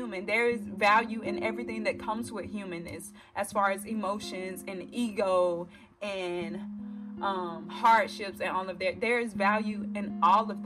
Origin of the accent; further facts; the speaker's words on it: the South, United States; I am also 24-year-old African-American, born and raised in the South